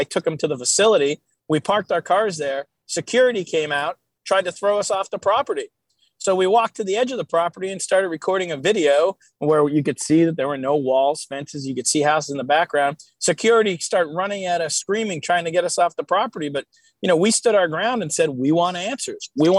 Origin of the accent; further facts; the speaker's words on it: Hazleton, Pennsylvania, United States; my hometown of Hazelin, Pennsylvania